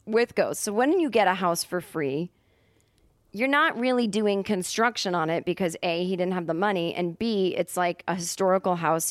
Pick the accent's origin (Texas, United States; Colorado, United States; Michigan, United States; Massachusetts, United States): Massachusetts, United States; now in Los Angeles, United States; growing up in Massachusetts where everything is just so old